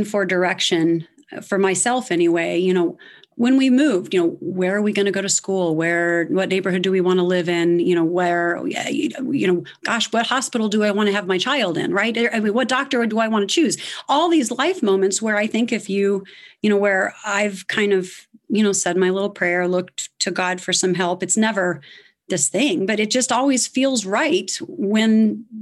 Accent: Evansville, Indiana, United States; moved away as an adult; also born or lived in Greenville, South Carolina; I was born in Evansville, Indiana, so I'm an Indiana girl

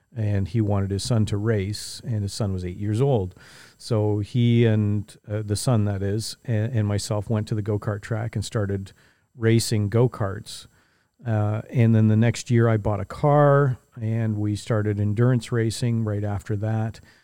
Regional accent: St. Catharines, Ontario, Canada; I grew up in Saint Catharines, uh, just the other side of the lake from where we are now

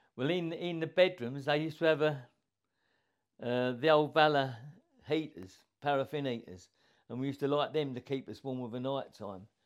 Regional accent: Enfield, London, United Kingdom; now in Royston, United Kingdom; I was brought up in Enfield, North London

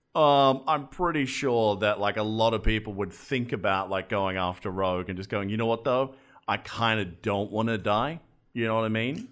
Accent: Australia; I'm an Australian

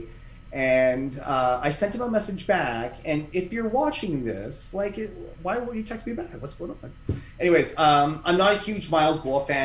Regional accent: Canada; also born or lived in Shenzhen, China; I'm a Canadian, so here I am in Canada. I'm in the lovely city of Ottawa

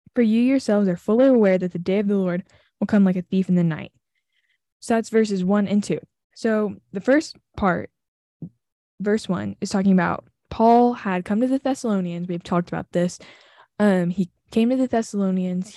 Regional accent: Southern, United States; accent: Southern; When I'm with my family, I turn my Southern accent on.

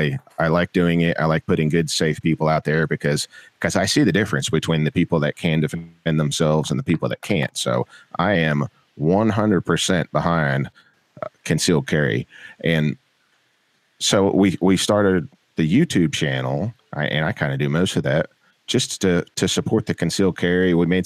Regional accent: Florida, United States; also born or lived in Asheville area, North Carolina; now in North Carolina, United States; I am from North Carolina. Well, I live in North Carolina, originally from Florida.

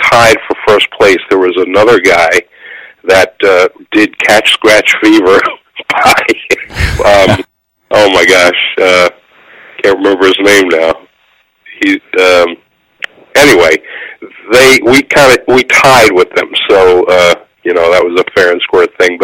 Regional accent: New York City, New York, United States; moved away as an adult; also born or lived in Pigeon Forge, Tennessee; I'm originally from New York City

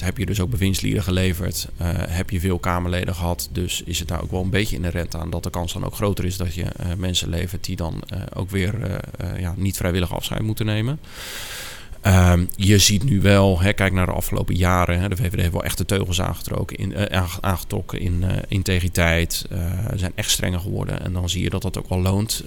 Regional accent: Ter Heijde, South Holland, Netherlands; also born or lived in 's-Gravenzande / Wateringen / Naaldwijk; ik ben geboren in Schravenzanden. Ik ben toen naar Ter Heide verhuisd. Daar ben ik opgegroeid.

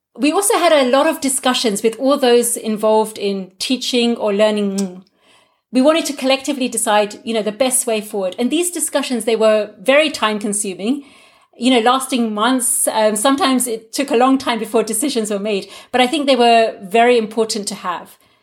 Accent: United Kingdom; first language Gujarati; English is a second language; moved away as an adult; now in Germany; growing up as a second generation Gujarati in the UK, having Gujarati as my first language, but now being more proficient in English than in Gujarati

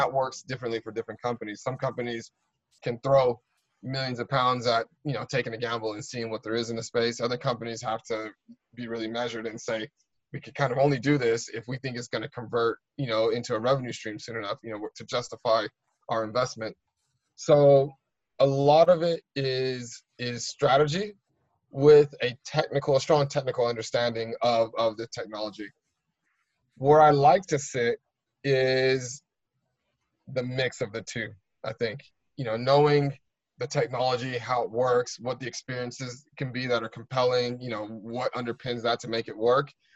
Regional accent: United States; now in United Kingdom; I'm American

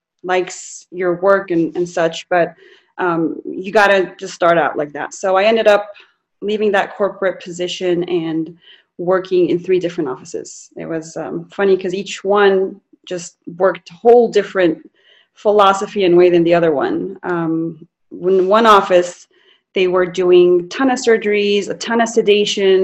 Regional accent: Las Cruces, New Mexico, United States; moved away; also born or lived in Cairo, Egypt / California; grew up in Las Cruces, New Mexico, and I'm originally from Egypt, Cairo, Egypt, and moved back here permanently in 2016.

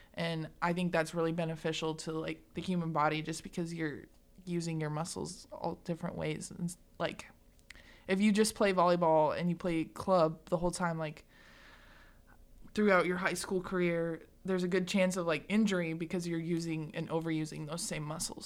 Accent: Greeley, Colorado, United States; now in McCook, United States; I grew up in Greeley

